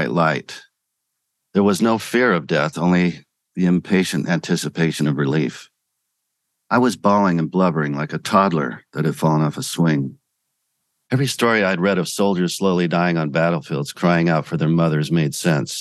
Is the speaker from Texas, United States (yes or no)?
no; Pocatello, Idaho, United States; growing up in Pocatello